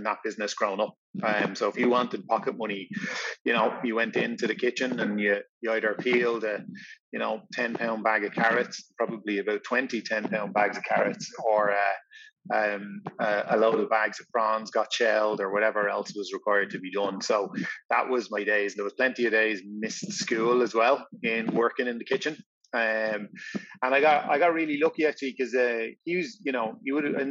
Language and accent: English; Tallaght, Leinster, Ireland; also born or lived in Celbridge; I grew up in Talla until I was finished primary school